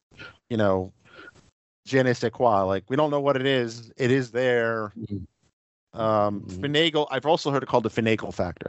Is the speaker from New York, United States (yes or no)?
yes; New York City, New York, United States; I grew up in New York City that has its own unique flavor too